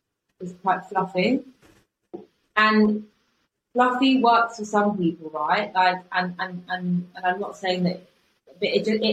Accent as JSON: {"language": "English", "town": "Bristol", "region": "South West England", "country": "United Kingdom", "accent": "Bristol", "said": "I'm from Bristol, but I don't have to say that anymore, because my college teacher said to me"}